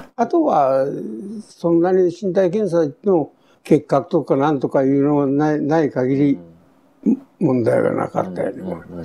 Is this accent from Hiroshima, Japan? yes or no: yes; Kure, Hiroshima, Japan; also born or lived in Tokyo / Etajima / Okayama; 小学校入った時は呉で、はい、その今いう江田島の兵学校の小学校へ、はい、三年、2年か3年、うん、2年3年ぐらいに行ったんですね。はいはい、あとは全部呉の学校です